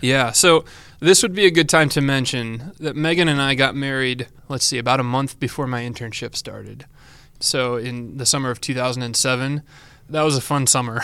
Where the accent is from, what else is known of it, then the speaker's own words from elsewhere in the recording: Yorkville, Illinois, United States; now in Cedar Rapids, United States; I was born in that area and raised and never moved